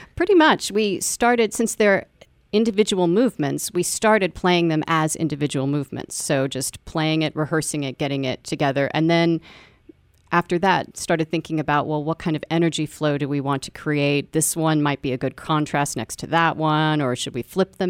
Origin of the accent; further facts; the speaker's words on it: Texas, United States; I'm a Texan artist